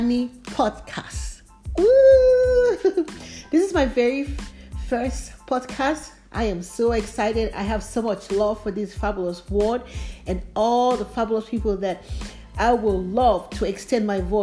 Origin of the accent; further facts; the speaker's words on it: Nigeria; also born or lived in Liberia; now in United States; I grew up in Africa, Nigeria to be precise. I also lived in Liberia too